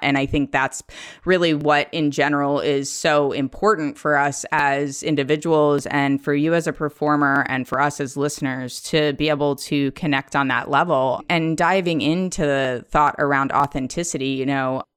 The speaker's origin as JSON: {"language": "English", "town": "Philadelphia", "region": "Pennsylvania", "country": "United States", "tie": "born or raised there", "moved": "yes", "lives_now": "Seattle, United States", "said": "I grew up in the suburbs of Philadelphia"}